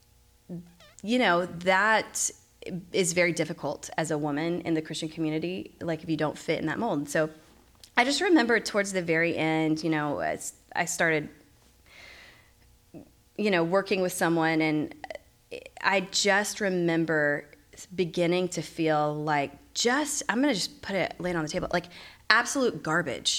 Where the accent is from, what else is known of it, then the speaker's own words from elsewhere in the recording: Dallas, Texas, United States; moved away; also born or lived in Virginia; I'm from Dallas. I just haven't lived here for a while